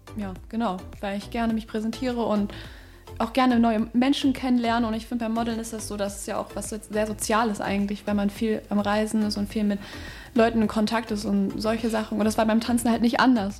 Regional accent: Düsseldorf, North Rhine-Westphalia, Germany; ich komme aus Düsseldorf, bin 18 Jahre alt

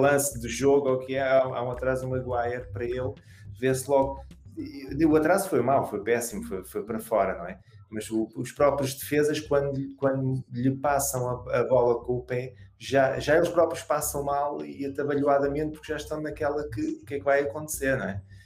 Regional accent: Portugal; como português

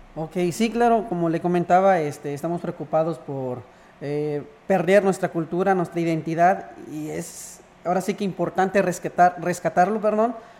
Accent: Ejido Ojo de Agua, San Luis Potosí, Mexico; now in Buenavista, Mexico; Yo nací en el ejido Ojo de Agua

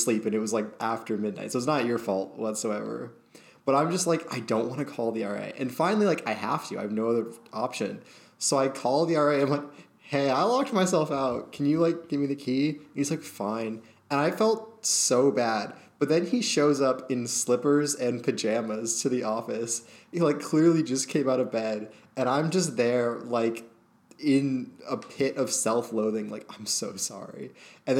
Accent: Maine, United States; moved away; I'm from Maine, where, like, no one has ever locked their houses, ever

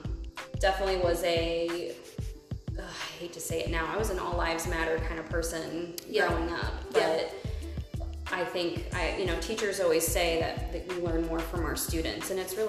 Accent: Midwest, United States; now in Omaha, United States; Living and growing up in the Midwest

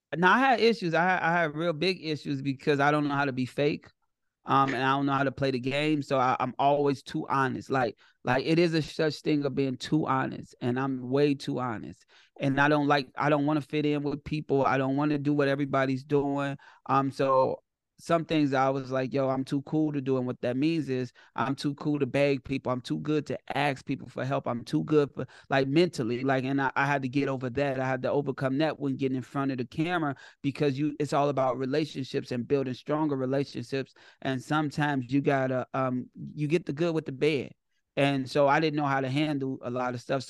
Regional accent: Chicago, Illinois, United States; I'm from Chicago and I'm I'm built from gangsters

